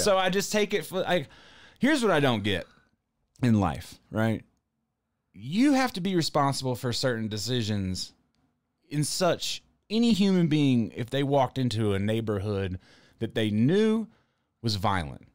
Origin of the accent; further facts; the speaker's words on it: the South, United States; I'm from the South